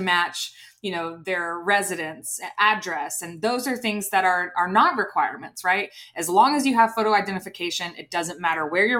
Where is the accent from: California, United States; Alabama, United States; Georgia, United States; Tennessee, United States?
Alabama, United States; Opelika; moved away as an adult; also born or lived in New York; how much of a bubble I lived in growing up in Opelika. It was a phenomenal community to grow up